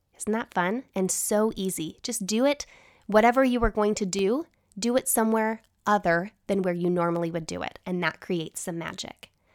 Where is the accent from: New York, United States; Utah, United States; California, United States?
Utah, United States; growing up in Utah